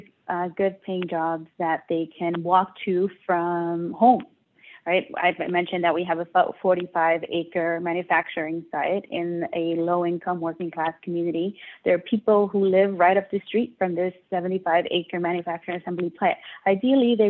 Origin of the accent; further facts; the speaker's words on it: New York City, New York, United States; the one where I grew up in Brooklyn